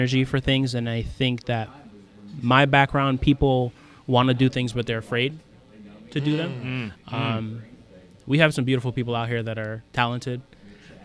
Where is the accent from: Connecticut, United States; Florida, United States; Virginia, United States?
Connecticut, United States; Hartford; I grew up in Hartford